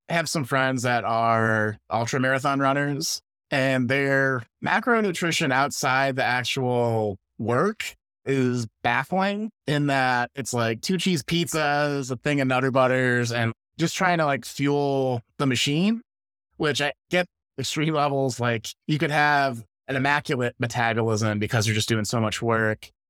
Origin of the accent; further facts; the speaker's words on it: Chicago, Illinois, United States; now in California, United States; I grew up around Chicago. I live in California